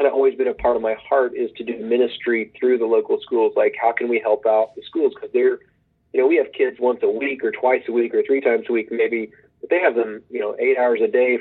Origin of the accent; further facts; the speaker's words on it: Oklahoma, United States; also born or lived in Texas; I grew up in Oklahoma. I grew up in the northeast part of Oklahoma in Green Country.